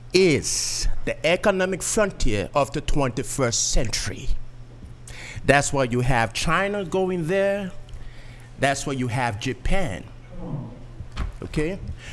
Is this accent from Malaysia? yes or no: no; Liberia; now in Massachusetts, United States; I'm originally from Liberia, West Africa. I grew up in Liberia during the eras of colonialism and the Cold War.